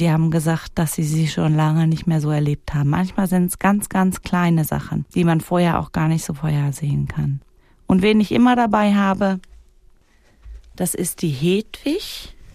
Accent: Wädenswil, Zurich, Switzerland; dann sage ich nicht, ich komme aus Klaunhausen, sondern dann sage ich, ich komme aus Wädenswil.

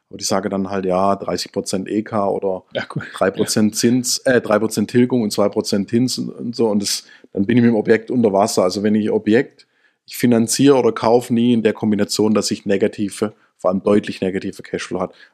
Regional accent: Swabia, Germany; Ich bin ja Schwabe.

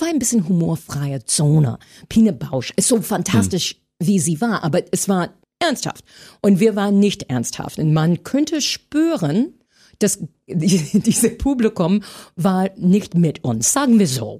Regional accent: United States; German is a second language; moved away as an adult; now in Berlin, Germany; als Amerikanerin

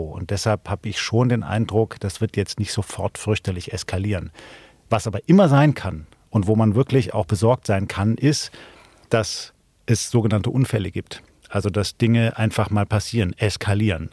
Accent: Baden-Württemberg, Germany; Ich bin aufgewachsen in Baden-Württemberg

